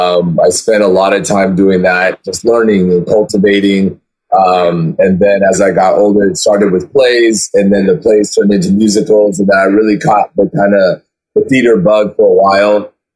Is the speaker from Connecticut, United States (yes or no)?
no; California, United States; So I grew up in Orange County, California, okay, which is like 40 minutes south of Los Angeles.